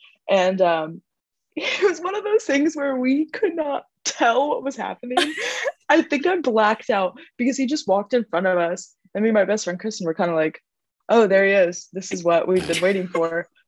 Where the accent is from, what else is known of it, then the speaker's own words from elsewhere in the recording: Kosovo; born there; and I was born in Kosovo, so my parents like never got to like show me like hard rock or anything like that.